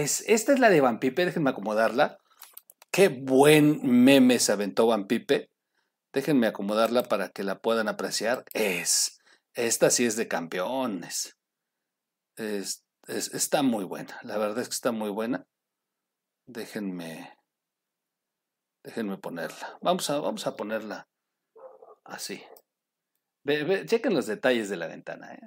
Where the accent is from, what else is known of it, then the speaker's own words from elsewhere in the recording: Oaxaca, Mexico; yo soy de Oaxaca